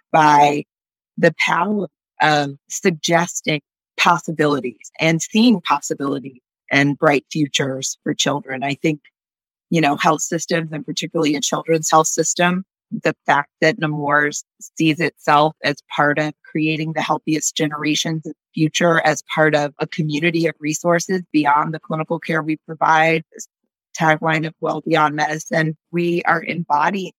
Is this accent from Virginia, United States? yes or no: no; Northern California, United States; I grew up in Northern California